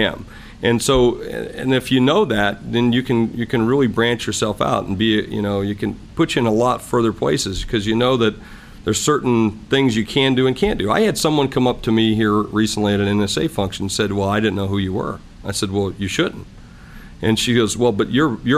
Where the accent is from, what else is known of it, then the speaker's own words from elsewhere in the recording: South Dakota, United States; I'm just from South Dakota